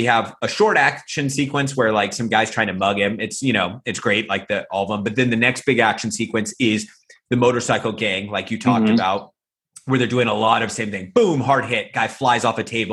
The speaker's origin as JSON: {"language": "English", "country": "United States", "moved": "as an adult", "lives_now": "Thailand", "said": "me as an American"}